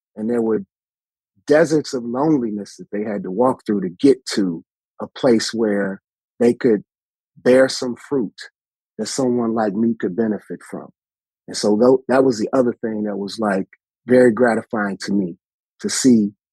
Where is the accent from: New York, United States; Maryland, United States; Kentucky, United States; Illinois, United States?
Illinois, United States; Chicago; what I remember distinctly growing up in Chicago, you know, we had front porches